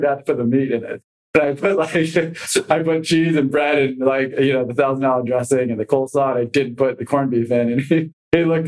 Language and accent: English; Los Gatos, California, United States; moved away as an adult; also born or lived in Los Angeles, California; I grew up in Los Gatos, California